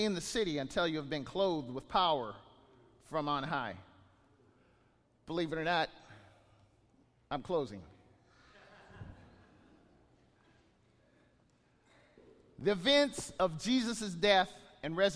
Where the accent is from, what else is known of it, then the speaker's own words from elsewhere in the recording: Bakersfield, California, United States; I wasn't born in California. I was born in Bakersfield